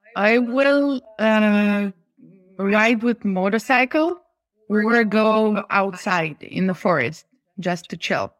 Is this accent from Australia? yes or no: no; Lithuania; we are from Lithuania